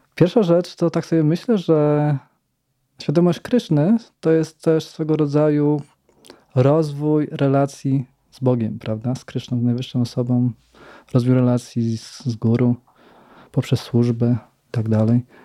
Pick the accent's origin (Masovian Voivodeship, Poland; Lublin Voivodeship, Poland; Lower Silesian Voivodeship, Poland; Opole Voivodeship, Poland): Lower Silesian Voivodeship, Poland; Radków; bo ja pochodzę z Radkowa